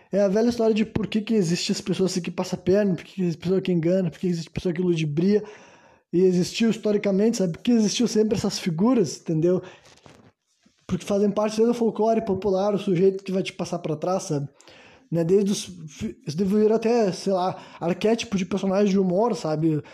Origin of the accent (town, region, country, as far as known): Brazil; also born or lived in Rio Grande do Sul